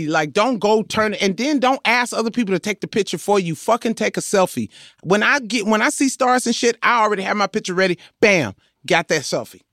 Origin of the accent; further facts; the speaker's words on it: Compton, California, United States; I am from Compton